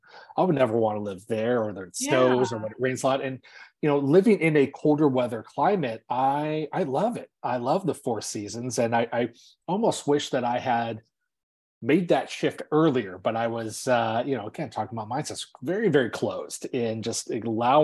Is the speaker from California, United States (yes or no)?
yes; Los Angeles, California, United States; moved away as an adult; I actually grew up in Southern California in the LA area, and my family still lives down there